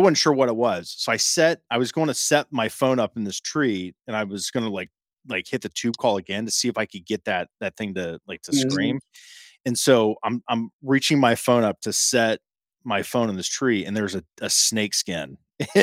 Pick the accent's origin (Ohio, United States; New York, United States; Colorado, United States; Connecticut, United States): Ohio, United States; Central; I'm from Ohio. I'm from Central Ohio